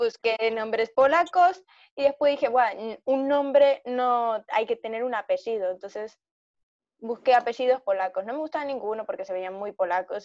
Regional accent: Argentina; now in Spain; soy de Argentina.

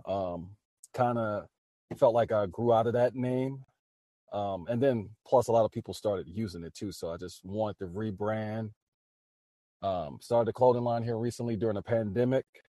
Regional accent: New Orleans, Louisiana, United States; born and raised in New Orleans, Louisiana.

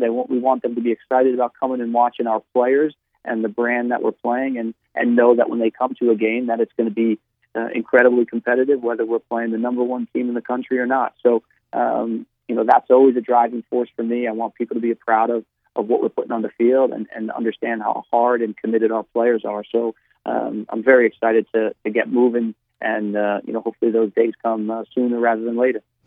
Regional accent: New Jersey, United States; moved away as an adult; I'm from New Jersey because I feel that that's, um, you know, where I spent my first 22, 23 years of my life

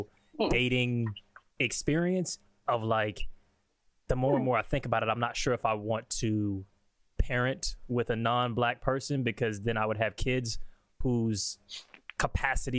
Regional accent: United States; now in Australia; I'm American

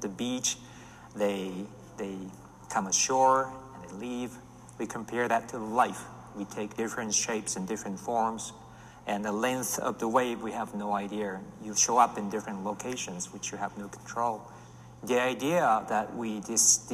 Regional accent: Japan; in my hometown in Japan

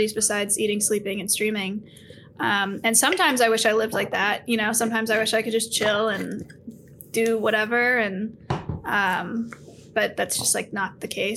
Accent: Silicon Valley, California, United States; So I grew up in the Silicon Valley, which is a very productive, very high achieving location for schools

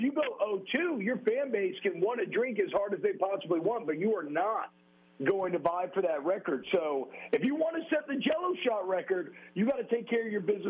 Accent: Louisiana, United States; I grew up in Louisiana

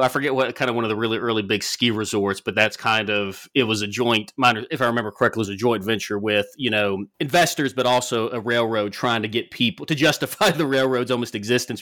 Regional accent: the South, United States; growing up in the South

